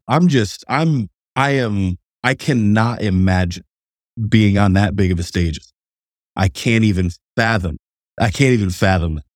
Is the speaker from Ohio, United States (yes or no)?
yes; Cleveland, Ohio, United States; I'm from Cleveland, Ohio